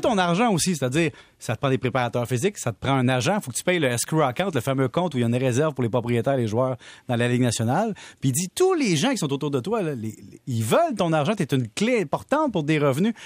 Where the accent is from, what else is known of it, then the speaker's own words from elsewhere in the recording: Salaberry-de-Valleyfield, Quebec, Canada; on vient de Valleyfield